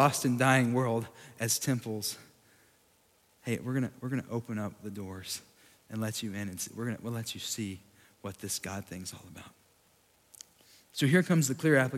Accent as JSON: {"language": "English", "town": "Sweetwater", "region": "Texas", "country": "United States", "tie": "born or raised there", "said": "my hometown in Sweetwater, Texas"}